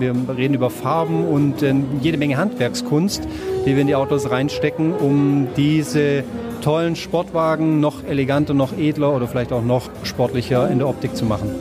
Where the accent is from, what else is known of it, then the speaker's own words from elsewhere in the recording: near Zuffenhausen, Baden-Württemberg, Germany; ich bin in der Nähe von Zuffenhausen aufgewachsen